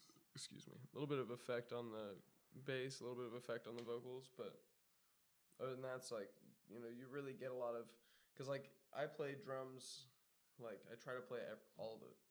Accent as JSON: {"language": "English", "area": "Orange County", "region": "Southern California", "country": "United States", "tie": "born or raised there", "said": "I grew up in Southern California in Orange County, like Anaheim and Orange"}